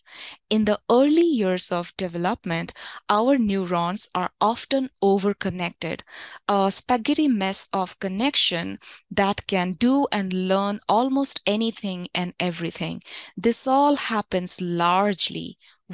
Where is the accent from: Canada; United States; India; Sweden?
India; When I was growing up in India